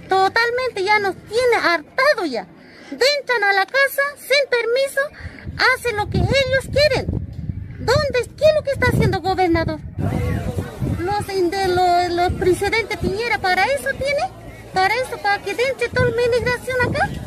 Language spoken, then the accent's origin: Spanish; Chile; Yo soy chilena, yo necesito, nosotros comemos de que como somos de la frontera